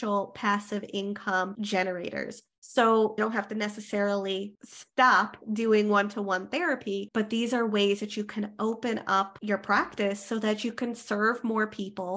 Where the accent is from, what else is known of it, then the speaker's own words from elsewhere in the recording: Canada; I am a Canadian social worker